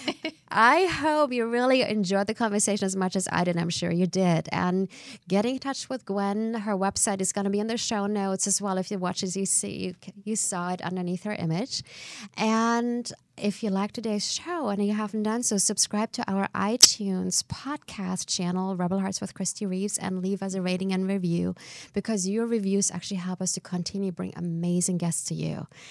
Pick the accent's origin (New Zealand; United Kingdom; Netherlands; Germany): Germany; moved away as an adult; also born or lived in Canada; now in United States; I'm from Germany originally. I spent the f, you know, I was in my early twenties when I moved first to Canada